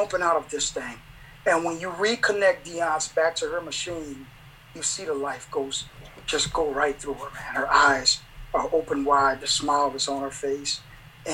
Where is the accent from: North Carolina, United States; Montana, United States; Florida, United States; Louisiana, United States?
Louisiana, United States; New Orleans; now in Fresno, Texas, United States; I'm originally from New Orleans.